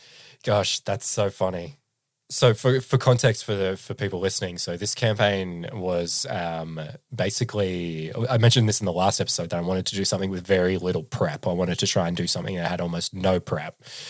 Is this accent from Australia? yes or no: yes; Australia